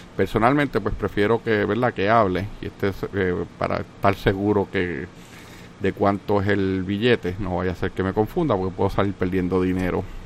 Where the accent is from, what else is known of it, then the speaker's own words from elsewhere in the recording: Puerto Rico; yo soy puertorriqueño, Puerto Rico también es parte de los Estados Unidos